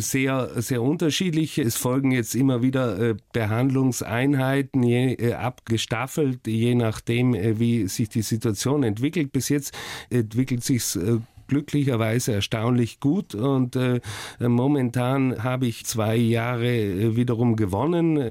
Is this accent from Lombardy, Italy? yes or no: no; Oberbozen, Trentino-Alto Adige, Italy; also born or lived in Hamburg; geprägt haben mich die Jugend in Südtirol